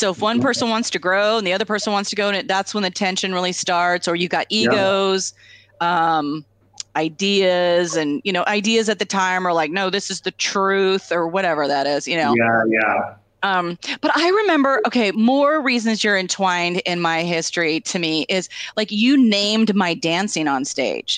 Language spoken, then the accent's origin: English; Tri-Cities, Washington, United States; I'm from the Tri-Cities